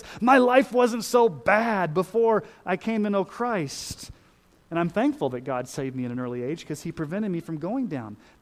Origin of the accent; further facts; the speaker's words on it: Texas, United States; a Southern Baptist kid growing up in Texas